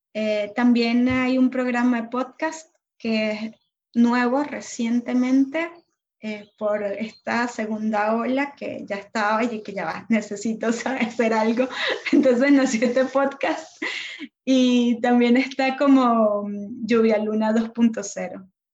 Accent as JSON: {"language": "Spanish", "country": "Venezuela", "also_born_or_lived": "Argentina", "moved": "yes", "said": "Venezuela porque soy venezolana"}